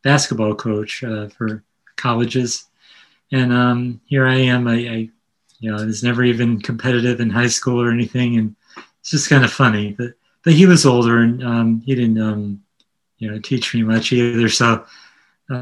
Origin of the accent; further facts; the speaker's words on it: Connecticut, United States; also born or lived in Brooklyn, New York; I'm from Connecticut, a suburban area